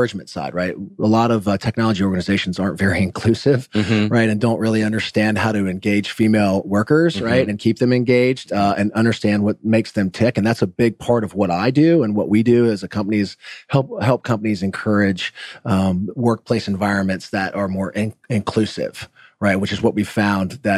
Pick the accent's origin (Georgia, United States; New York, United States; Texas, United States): Georgia, United States; Roswell; I grew up in Roswell, Georgia. I went to Roswell High School